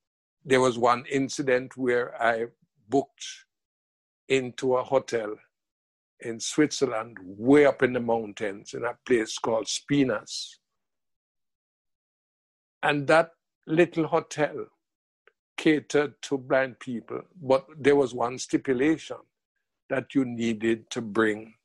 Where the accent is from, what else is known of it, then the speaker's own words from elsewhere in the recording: Jamaica; moved away as an adult; also born or lived in England; myself as a Jamaican